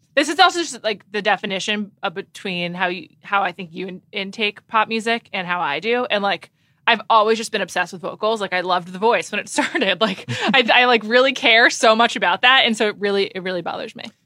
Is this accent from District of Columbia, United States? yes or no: no; New York, United States; I am from New York, but not from London